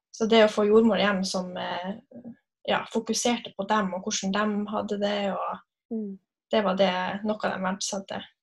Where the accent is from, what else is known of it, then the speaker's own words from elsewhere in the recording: Narvik, Nordland, Norway; moved away as an adult; also born or lived in Kristiansund; now in Molde, Norway; Jeg er fra Narvik